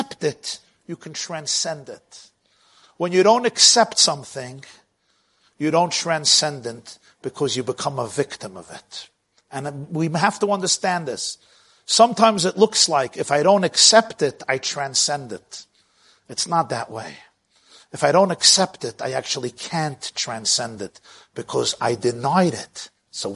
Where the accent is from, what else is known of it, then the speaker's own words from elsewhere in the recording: New York City, New York, United States; I grew up in Brooklyn